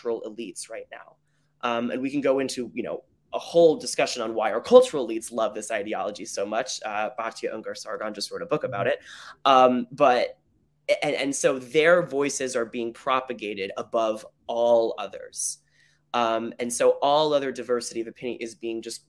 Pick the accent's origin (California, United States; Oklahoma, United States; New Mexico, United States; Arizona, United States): Arizona, United States; moved away as an adult; I'm from Arizona originally